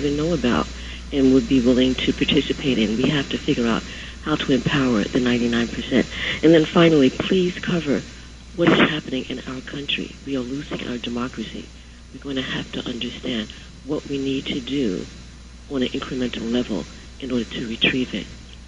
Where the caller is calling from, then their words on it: Brooklyn, New York, United States; I'm calling from Brooklyn.